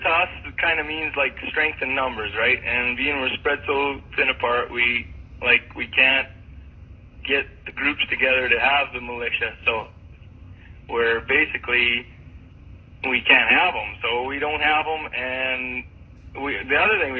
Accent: Moose Jaw, Saskatchewan, Canada; moved away; I'm from Moose Jaw, Saskatchewan, Canada

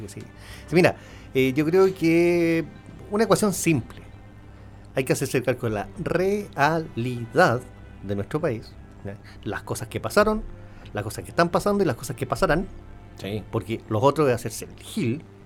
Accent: Chile; somos un país, somos todos chilenos

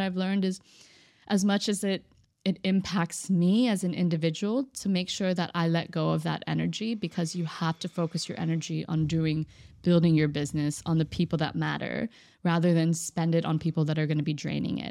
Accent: Austin, Texas, United States; moved away as an adult; now in Dubai, United Arab Emirates; born and raised in Austin, Texas

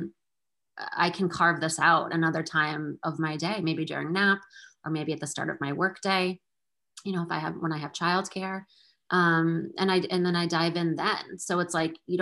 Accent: Massachusetts, United States; moved away as an adult; also born or lived in Salem, Massachusetts; now in Portsmouth, United States; I'm from Massachusetts my whole life, but now we live a little bit further north

